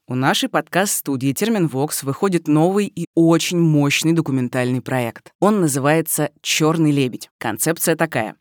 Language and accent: Russian; Rostov-on-Don, Rostov Oblast, Russia; born or raised there